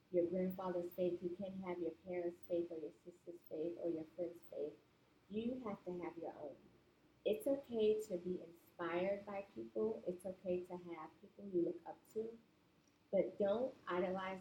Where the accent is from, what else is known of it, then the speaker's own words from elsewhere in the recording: New York City, New York, United States; I'm from Brooklyn, New York. So in New York City, where I've grown up